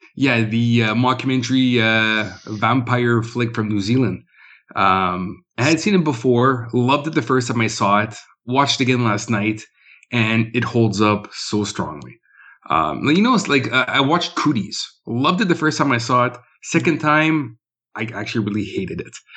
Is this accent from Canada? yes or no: yes; Winnipeg, Manitoba, Canada; I'm from Winnipeg